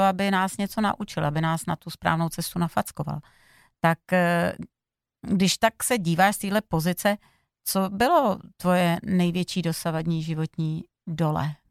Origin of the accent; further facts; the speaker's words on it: Slovakia; ze Slovenska, my si lámem oplatky